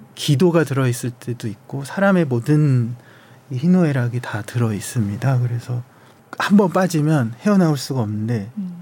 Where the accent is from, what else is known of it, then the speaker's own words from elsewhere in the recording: South Korea; 제가 한국인이라서